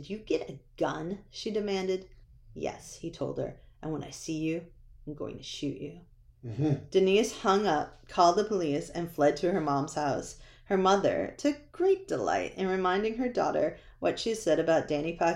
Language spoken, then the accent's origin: English; New Hampshire, United States; I grew up in New Hampshire